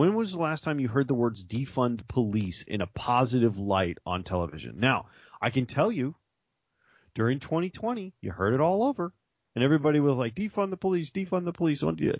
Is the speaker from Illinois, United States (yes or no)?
yes; Chicago, Illinois, United States; I'm from Chicago, by the way. Guys, I lived in Chicago for a while.